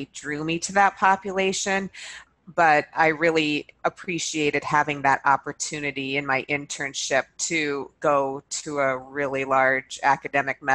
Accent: Montana, United States; moved away; also born or lived in Minnesota / Boston; I'm originally from Montana and I went to school in Minnesota

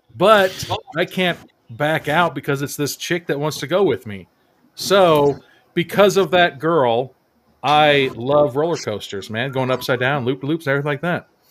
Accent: San Diego, California, United States; we born and raised in San Diego

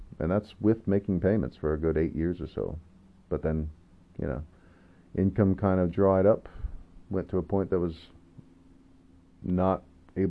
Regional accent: Skagit Valley, Washington, United States; I went to a community college in my hometown, Sketch Valley College.

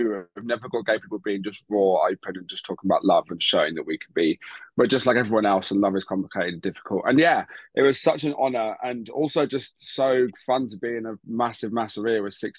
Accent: Brighton, South East England, United Kingdom; I'm 25. I'm from Brighton

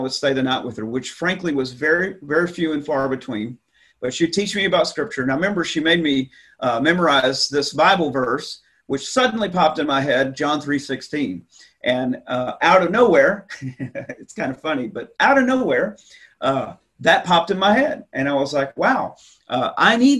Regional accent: Texas, United States; moved away as an adult; I grew up in Texas, and so I was the youngest of three boys growing up in the 70s

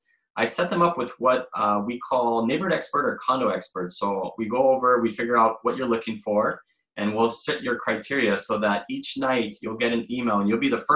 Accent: Honolulu, Hawaii, United States; also born or lived in California; I grew up in Diamond Head, and I attended Iolani School. After that, I went to the University of San Diego.

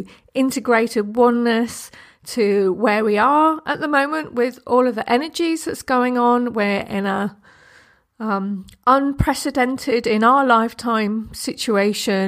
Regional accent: United Kingdom; I'm British

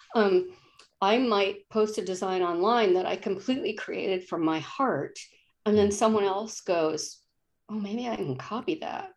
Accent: East Coast, United States; now in Olympia, United States; I'm from the East Coast, and when I would go back home once or twice a year

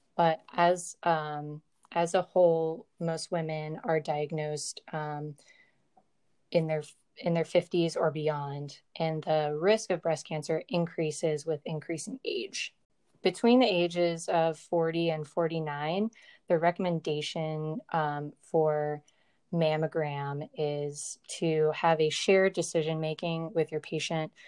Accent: Virginia, United States; moved away as an adult; I grew up in Virginia

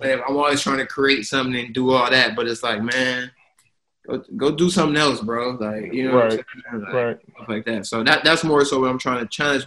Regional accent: Toledo, Ohio, United States; now in New York, United States; I'm from Toledo, Ohio, the Midwest

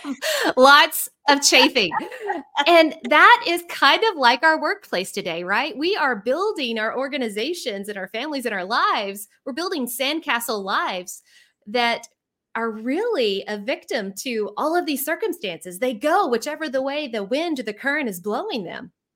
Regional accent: Central Arkansas, United States; moved away as an adult; also born or lived in Houston, Texas; now in Arkansas, United States; I'm from Central Arkansas, but I have to give a shout out to Houston because for the last fifteen years, that's where I lived

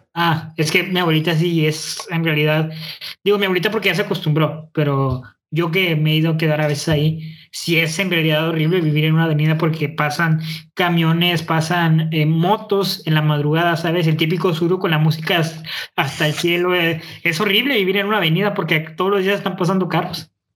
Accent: Monterrey, Nuevo León, Mexico; accent: norteño; yo crecí aquí, o sea, yo soy regio, yo soy neolonés

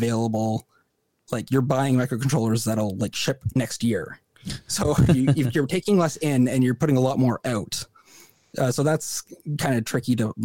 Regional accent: Canada; as a Canadian citizen

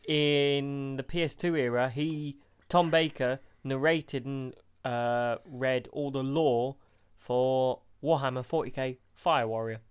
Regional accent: United Kingdom; we're British

